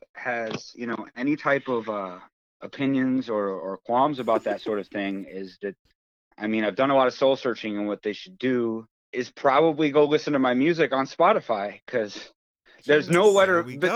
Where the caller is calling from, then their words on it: Marquette, Michigan, United States; I'm calling from my house in Marquette, Michigan.